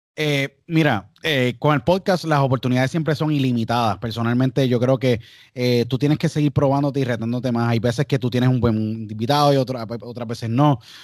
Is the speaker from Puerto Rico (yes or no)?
yes; San Juan, Puerto Rico; now in United States; yo nací en San Juan y empecé a hacer radio a los 12 años